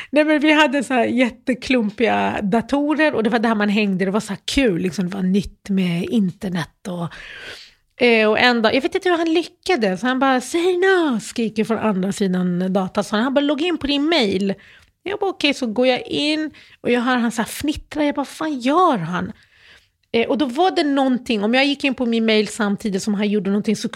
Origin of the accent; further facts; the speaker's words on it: Malmö, Skåne, Sweden; moved away; Och, så då växte jag upp i Malmö. Och jag flyttade från Malmö för typ 19 år sedan.